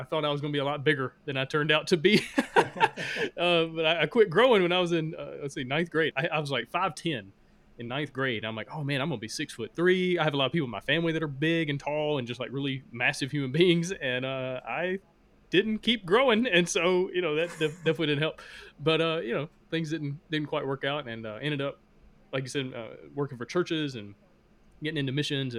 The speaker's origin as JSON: {"language": "English", "region": "Alabama", "country": "United States", "tie": "born or raised there", "also_born_or_lived": "Honduras", "accent": "Southern", "said": "growing up, I'm from Alabama, and if you can't tell by my accent, I'm from the South."}